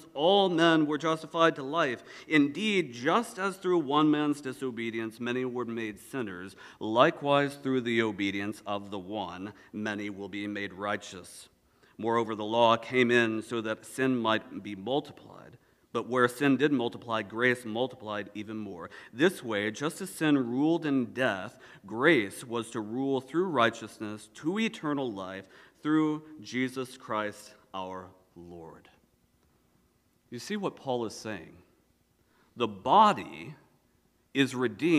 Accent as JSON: {"language": "English", "region": "the South", "country": "United States", "said": "I'm from the South"}